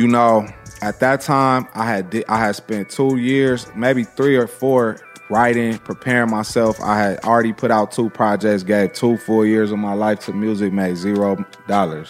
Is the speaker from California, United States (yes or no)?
yes; Los Angeles, California, United States; when my mom moved to Lamar in the early nineties, I would say around ninety-two-ish